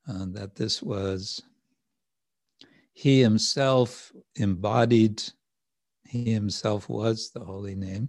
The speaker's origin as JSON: {"language": "English", "area": "the Wild West", "region": "Western United States", "country": "United States", "tie": "born or raised there", "said": "where I grew up in the Wild West"}